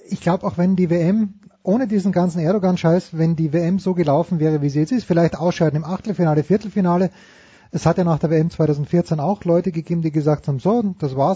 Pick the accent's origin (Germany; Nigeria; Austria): Austria; ich bin Österreicher, wir haben keine Alternativen.